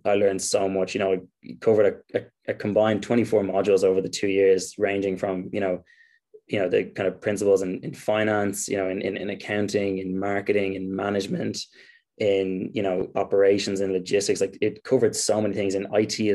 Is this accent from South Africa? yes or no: no; Ireland; Irish people are very kind of close knit and we all sort of know each other